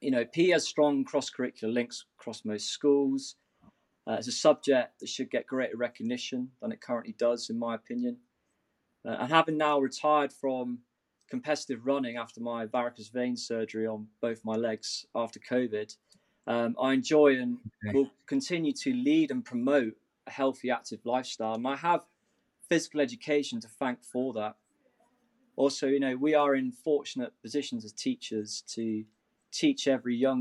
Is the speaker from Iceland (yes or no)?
no; Newquay, South West England, United Kingdom; moved away as an adult; also born or lived in Somerset; now in Edinburgh, United Kingdom; where I grew up in Newquay